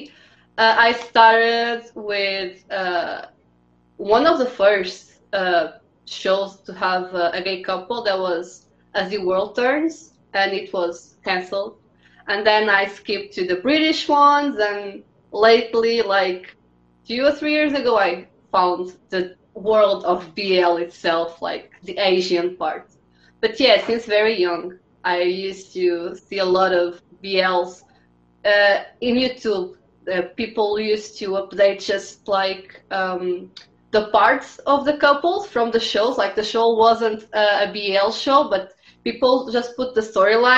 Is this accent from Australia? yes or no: no; Portugal; I'm from Portugal